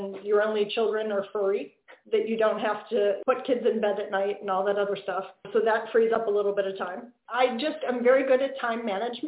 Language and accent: English; Pennsylvania, United States; I grew up in Pennsylvania.